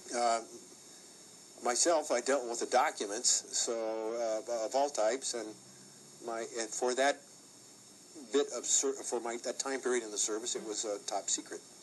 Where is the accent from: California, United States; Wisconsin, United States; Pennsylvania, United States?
California, United States; Los Angeles; I live in Los Angeles, California. And I was born in Los Angeles, California